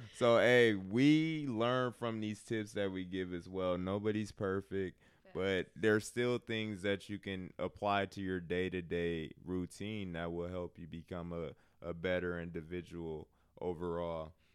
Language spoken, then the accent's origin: English; Milwaukee, Wisconsin, United States; I'm from Milwaukee. Um, lower middle class. Didn't have a bad childhood